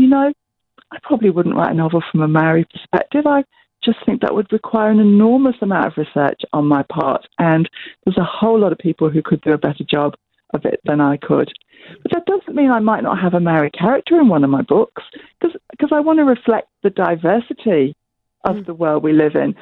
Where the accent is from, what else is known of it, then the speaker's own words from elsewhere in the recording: England, United Kingdom; now in New Zealand; my dad's Italian, but I grew up in England and I live in New Zealand.